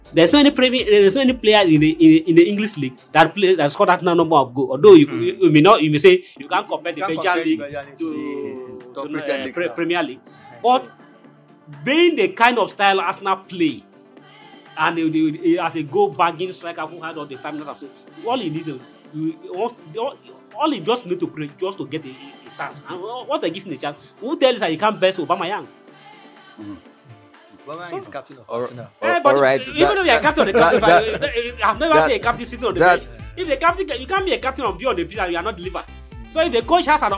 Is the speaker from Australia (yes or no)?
no; Nigeria; as a Nigerian